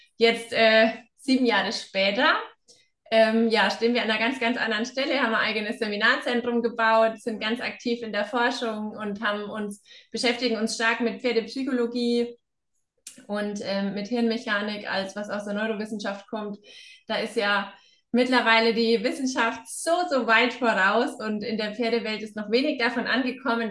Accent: Upper Franconia, Bavaria, Germany; moved away as an adult; now in Hesse, Germany; komme ich ja selber aus der Ecke Oberfranken und bin ein Schneekind

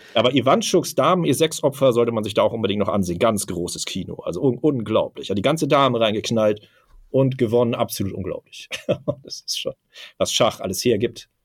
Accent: Hamburg, Germany; born or raised there

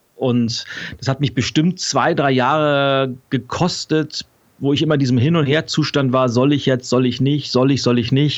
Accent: Lübeck, Schleswig-Holstein, Germany; now in Berlin, Germany; Ich bin in, in Lübeck geboren, also nordisch by nature

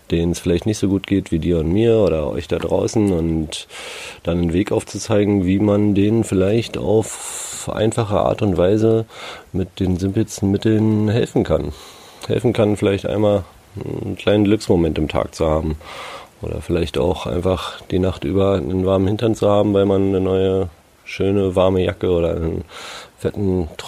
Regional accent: Berlin, Germany; ich bin halt in Berlin groß geworden, ne? Da ja, es ist eine Metropole wie wir alle großen Städte.

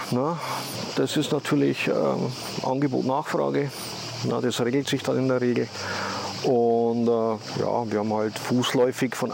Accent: Austria; moved away; habe ich in zweieinhalb Stunden bin ich in Österreich und kann mich zumindest in meiner Muttersprache ausdrücken und, und denen sagen, was mir fehlt.

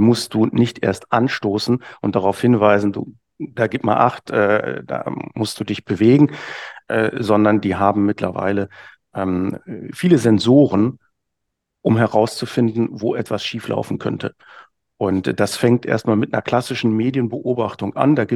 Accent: Hamburg, Germany; Als Hamburger würde ich da sagen, ne, ich muss eben wissen, wenn ich unten am Fischmarkt stehe, kriege ich heute noch nasse Füße oder nicht.

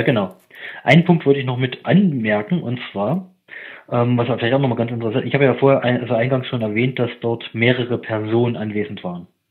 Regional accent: eastern Germany, Germany; moved away; also ich komme ursprünglich aus dem Osten

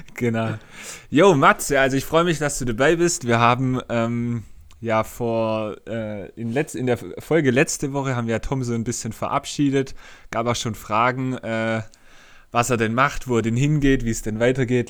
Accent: Swabia, Baden-Württemberg, Germany; accent: Swabian; ich als Schwabe

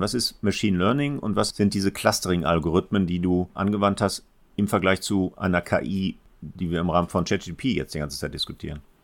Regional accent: Essen, North Rhine-Westphalia, Germany; also born or lived in Gelsenkirchen; Als Essener Kind

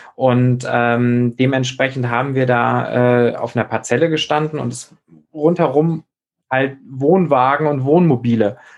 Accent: near Flensburg, Schleswig-Holstein, Germany; da, wo ich herkomme, aus der Nähe von Flensburg

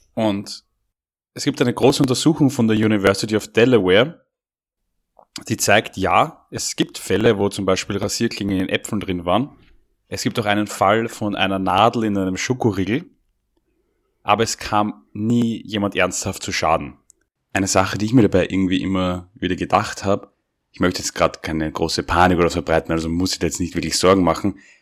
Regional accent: Austria

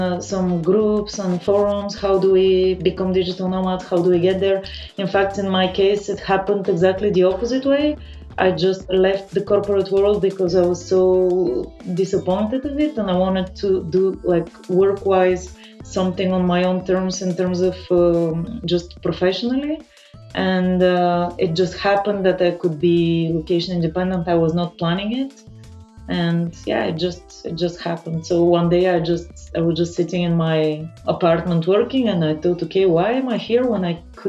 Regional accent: Bulgaria; moved away; I'm originally from Bulgaria. I grew up there. I left quite early

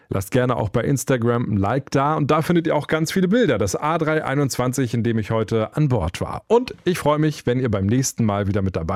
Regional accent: Bavaria, Germany; born there; Ja, ich bin gebürtiger Bayer, deswegen bin ich ein bisschen parteiisch in dieser Frage.

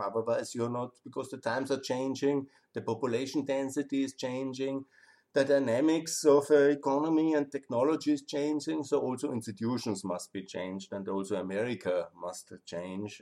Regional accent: Austria; I love my home country.

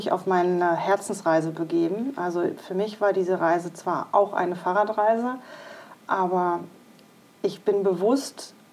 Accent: Iserlohn, North Rhine-Westphalia, Germany; also born or lived in Düsseldorf; ich bin 49 Jahre alt und ähm, mein aktueller Wohnort ist Iserlohn, was auch mein Heimatort war. Ich habe aber 20 Jahre in Düsseldorf gelebt

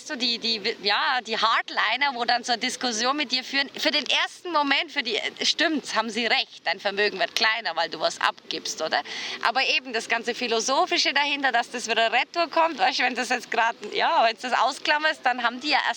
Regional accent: Bavaria, Germany; ich bin aus Bayern mhm. und bei uns ist wirklich Geiz ist geil

